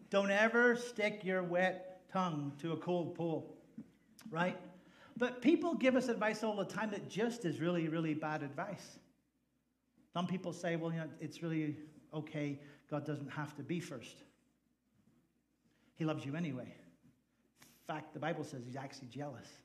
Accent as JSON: {"language": "English", "country": "Ireland", "lives_now": "United States", "said": "I'm an Irish guy, in case you didn't figure that out. And we don't really have a lot of 4x4s in Ireland because um, the roads are really small and gas is really expensive."}